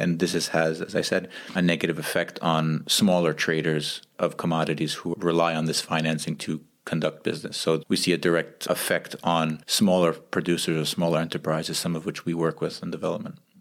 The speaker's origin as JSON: {"language": "English", "country": "United States", "moved": "yes", "lives_now": "Geneva, Switzerland", "said": "We're two American expats and development professionals living in Geneva, Switzerland"}